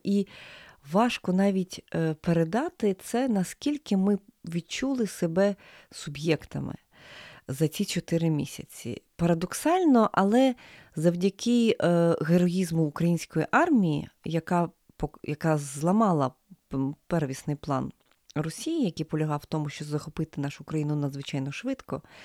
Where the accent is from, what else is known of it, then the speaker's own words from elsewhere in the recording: Ukraine; нас, українців